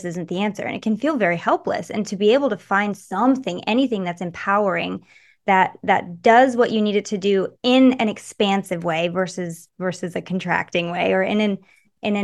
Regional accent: Michigan, United States; also born or lived in California; now in Nevada, United States; I grew up in Michigan

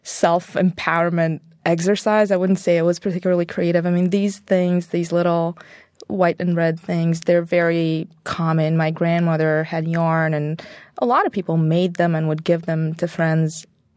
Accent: Bulgaria; So when I was little, it was still communism, so deep Cold War type stuff

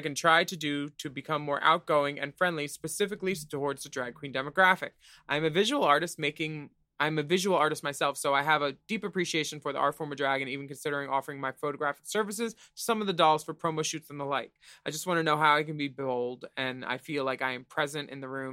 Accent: Australia; As an Australian

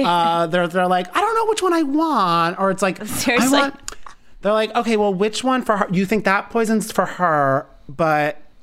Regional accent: New Jersey, United States; It's funny because there's Union County College in my town, in my hometown.

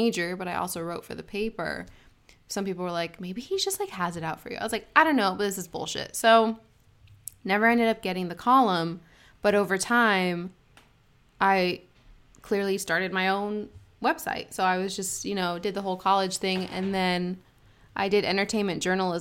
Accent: Arcadia, California, United States; also born or lived in San Fernando Valley, California; Born and raised, all started Southern California. Arcadia

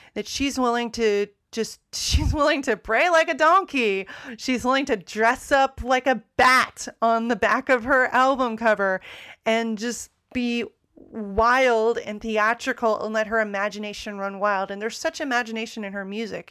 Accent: United States; me being an American, obviously you can tell from the way I talk, I'm an American

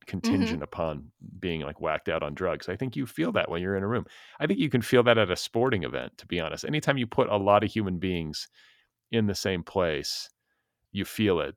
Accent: Midwest, United States; also born or lived in Wisconsin; I'm from the Midwest

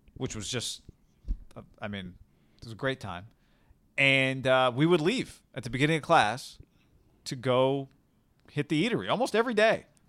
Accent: Davis, California, United States; also born or lived in San Antonio; Davis, where we grew up, two middle schools, one high school

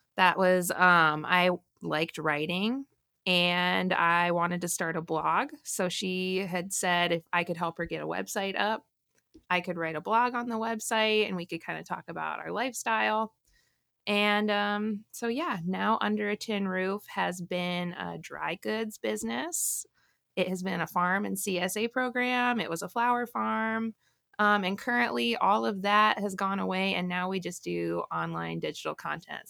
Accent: Morris, Illinois, United States; I grew up in the really far south suburbs of Chicago, kind of near, um, the Joliet, Illinois area.

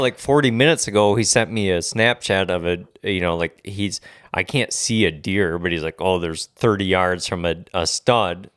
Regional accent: Michigan, United States; I'm born and raised in Michigan

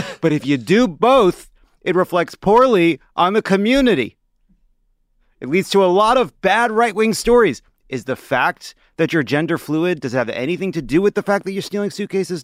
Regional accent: New York City, New York, United States; now in Los Angeles, United States; I'm a New Yorker, uh, by birth and constitution

